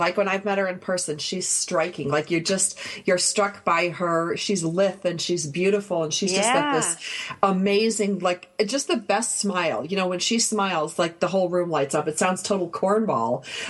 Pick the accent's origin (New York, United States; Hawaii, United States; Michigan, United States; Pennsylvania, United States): New York, United States; Buffalo; She's from my hometown, actually. Buffalo? Yeah.